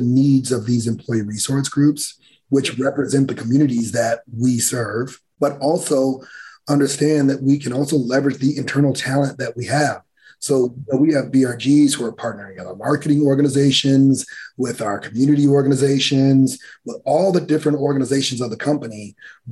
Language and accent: English; Gary, Indiana, United States; I grew up in Gary, Indiana